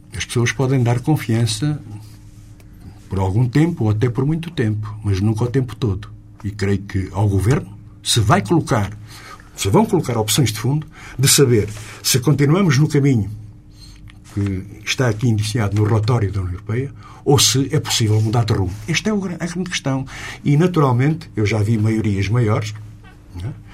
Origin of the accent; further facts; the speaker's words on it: Lisbon industrial belt, Portugal; aqui na Sintonia Digital de Lisboa, de onde eu sou